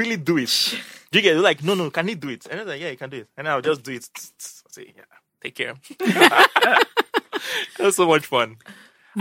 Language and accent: English; Lagos, Nigeria; I was born and raised in Lagos.